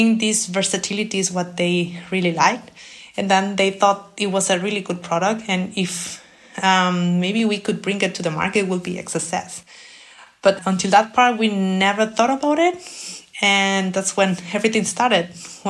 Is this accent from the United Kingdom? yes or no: no; Mexico; moved away as an adult; now in Germany; I come from Mexico